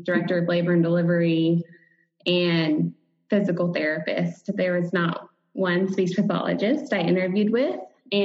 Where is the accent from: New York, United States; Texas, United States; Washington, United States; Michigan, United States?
Texas, United States; Dallas-Fort Worth area; I'm from the Dallas-Fort Worth area